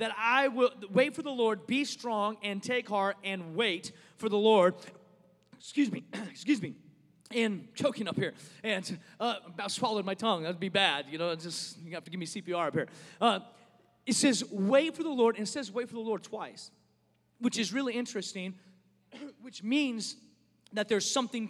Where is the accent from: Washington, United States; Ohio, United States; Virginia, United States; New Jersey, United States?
Washington, United States; Seattle; moved away as an adult; now in Dallas, United States; I'm from Seattle